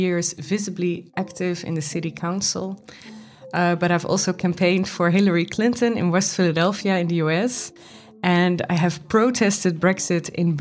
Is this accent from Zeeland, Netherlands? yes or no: yes; Goes, Zeeland, Netherlands; now in Amsterdam, Netherlands; I was born in Goes, which is in the Netherlands, in the south of the Netherlands. And my mother raised me alone